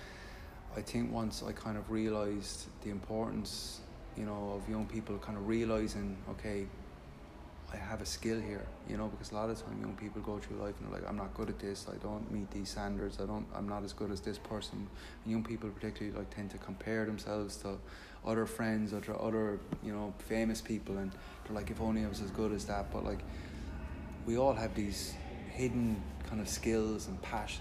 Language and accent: English; Limerick, Munster, Ireland; I grew up in Limerick